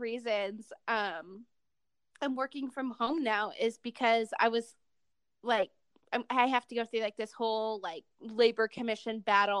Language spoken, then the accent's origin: English; Cleveland, Ohio, United States; now in Utah, United States; I'm from Cleveland